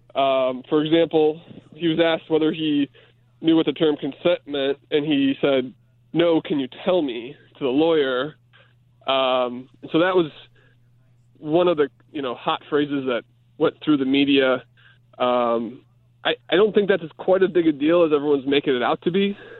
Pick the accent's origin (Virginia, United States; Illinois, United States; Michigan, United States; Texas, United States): Illinois, United States; Chicago; I'm a Chicagoan